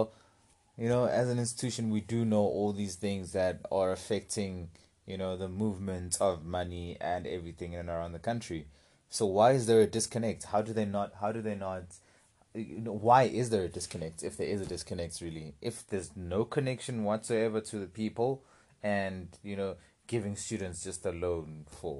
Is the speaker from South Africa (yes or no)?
yes; South Africa; as young South African men